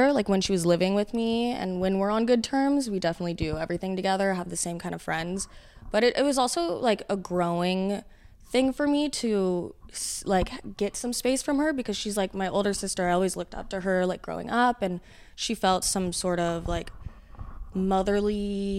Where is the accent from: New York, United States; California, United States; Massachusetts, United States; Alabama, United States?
California, United States; Huntington Beach; I'm from Huntington Beach, California.